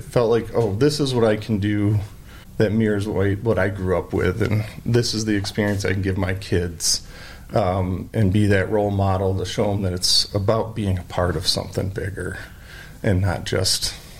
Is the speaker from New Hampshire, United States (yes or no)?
no; Bellevue, Michigan, United States; now in Ada, United States; born and raised in Michigan, you know, grew up in a small, sleepy Michigan town in Bellevue, where my dad was the pharmacist there in Bellevue